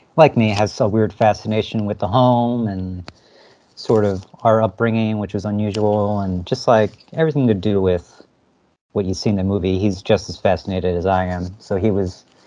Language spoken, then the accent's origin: English; New Jersey, United States; moved away as an adult; also born or lived in Philadelphia; now in San Francisco, United States; I'm from Jersey though. I grew up in Jersey and went to school in Philadelphia, and at some point moved out to SF here